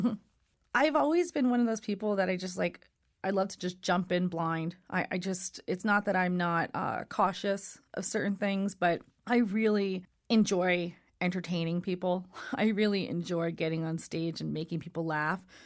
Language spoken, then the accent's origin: English; New York City, New York, United States; Brooklyn's my hometown